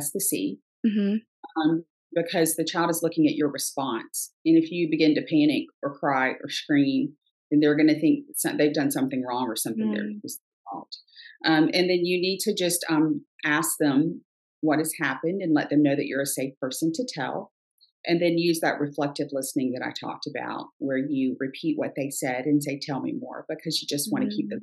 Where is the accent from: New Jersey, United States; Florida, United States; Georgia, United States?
Georgia, United States; right outside of Savannah; I grew up right outside of Savannah